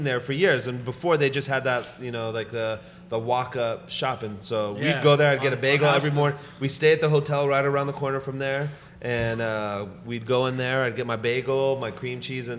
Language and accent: English; Los Angeles, California, United States; There used to be a labels on Ventura Boulevard in Tarzana, and I grew up in Tarzana